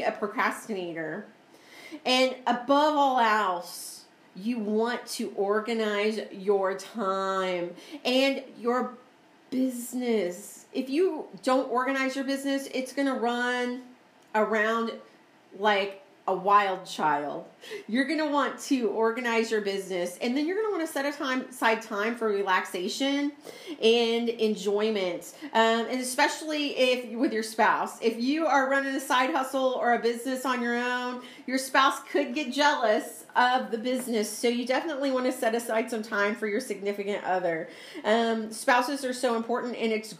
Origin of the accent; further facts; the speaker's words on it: Missouri, United States; moved away; I'm from Missouri